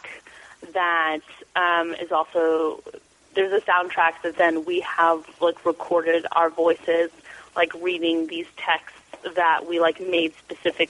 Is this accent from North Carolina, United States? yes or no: no; Columbus, Ohio, United States; moved away; I'm from Columbus, Ohio